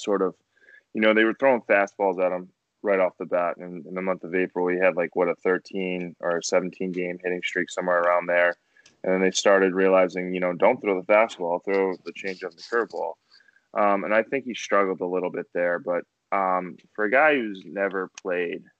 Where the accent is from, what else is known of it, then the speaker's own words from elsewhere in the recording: Quincy, Massachusetts, United States; Growing up in Quincy, live in the Boston area